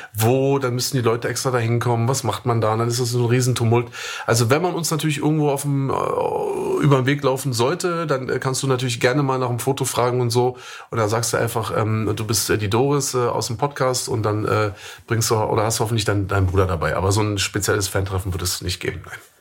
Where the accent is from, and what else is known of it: Germany; born or raised there; moved away as an adult